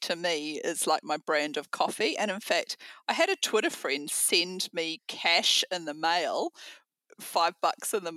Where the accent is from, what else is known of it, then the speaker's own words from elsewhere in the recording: New Zealand; Kiwis are very we're very understated